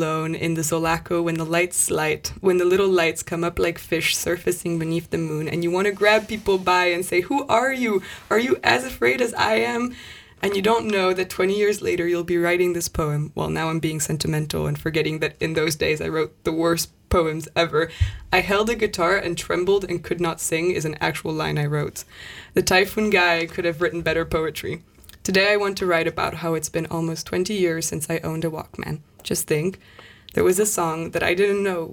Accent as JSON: {"language": "English", "town": "Paris", "region": "Île-de-France", "country": "France", "tie": "born or raised there", "said": "I grew up in Paris, but my family's Irish and Italian"}